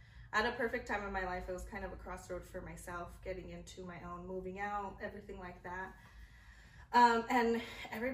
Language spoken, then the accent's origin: English; Las Cruces, New Mexico, United States; also born or lived in Albuquerque, New Mexico; I was born in Albuquerque, but raised here in Las Cruces